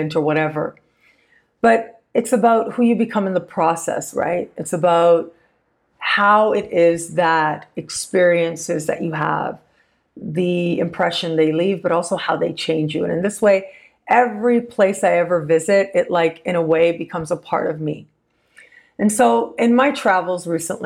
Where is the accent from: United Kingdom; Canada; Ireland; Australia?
Canada; being Canadian